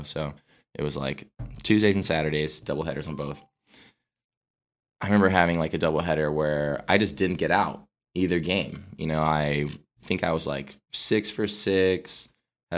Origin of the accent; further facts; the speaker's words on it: Arizona, United States; I'm from Arizona